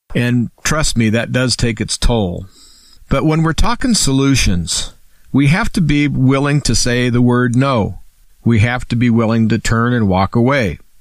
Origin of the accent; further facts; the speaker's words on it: United States; I'm an American, and I'm a free American